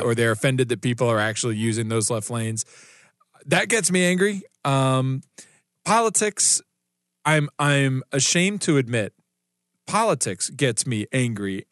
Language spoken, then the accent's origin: English; South Carolina, United States; moved away; my home state of South Carolina